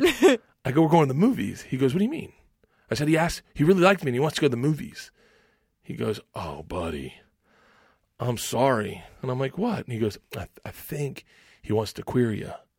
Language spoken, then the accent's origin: English; Tampa, Florida, United States; I grew up in Tampa